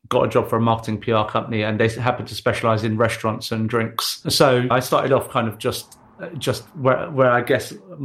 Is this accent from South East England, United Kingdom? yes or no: no; London, United Kingdom; Born and raised in East London.